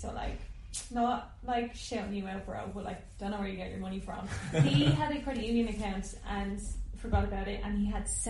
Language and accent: English; Ireland; moved away as an adult; now in London, United Kingdom; we're three Irish people who are friends